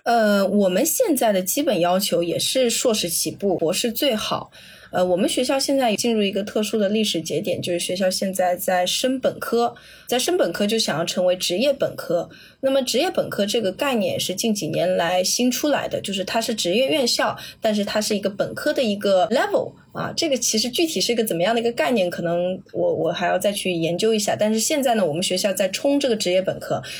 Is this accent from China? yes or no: yes; southern China, China; accent: southern (non-standard Mandarin); also born or lived in Jiangnan small city; 我作为南方人，我的那个平翘舌音和前后鼻音都分得很差啊